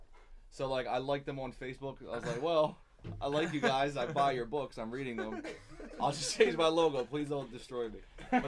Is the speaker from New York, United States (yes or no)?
no; Philadelphia, Pennsylvania, United States; I'm from Philadelphia.